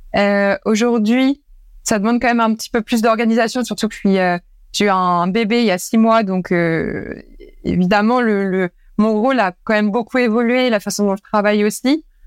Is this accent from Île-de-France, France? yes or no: no; Normandy, France; moved away as an adult; also born or lived in Paris; je suis normande de base